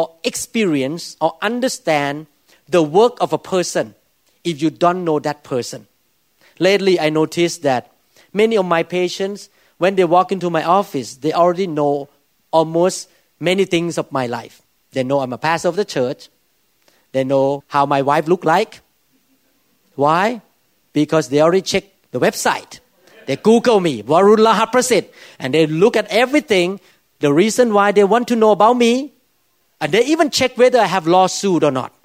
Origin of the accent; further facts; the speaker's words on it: Thailand; now in United States; I grew up in Thailand